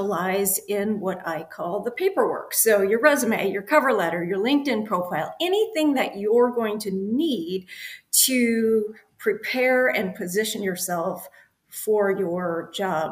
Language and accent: English; Midwest, United States; I grew up in the Midwest, very kind of conservative parents who you follow the straight line